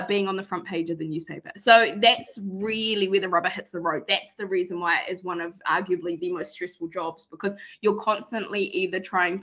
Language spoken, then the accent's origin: English; Rotorua, Bay of Plenty, New Zealand; I whakapapa to iwi ko te arua, so I'm from Rotorua